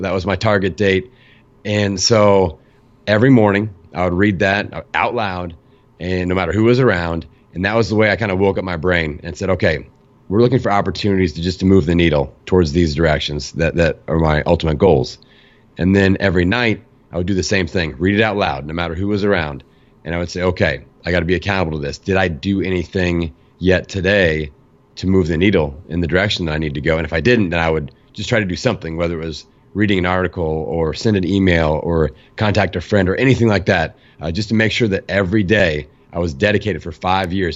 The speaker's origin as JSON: {"language": "English", "town": "Bloomington", "region": "Indiana", "country": "United States", "tie": "born or raised there", "said": "my hometown, Bloomington, Indiana"}